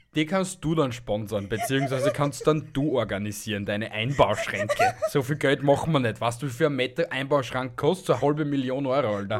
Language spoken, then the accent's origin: German; Austria; bei uns in Österreich